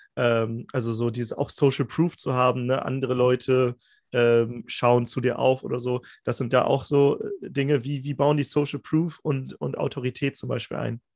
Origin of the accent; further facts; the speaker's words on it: Germany; Aus Deutschland